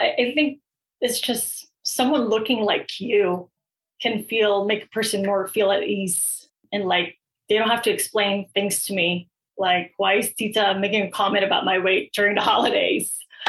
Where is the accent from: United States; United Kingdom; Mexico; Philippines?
Philippines; Like, if you're Filipino, I'm Filipino, like we already have that foundation and that connection